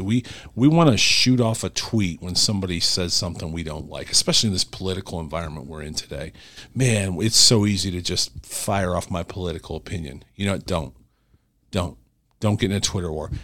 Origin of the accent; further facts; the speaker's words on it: Cleveland, Ohio, United States; I'm from Cleveland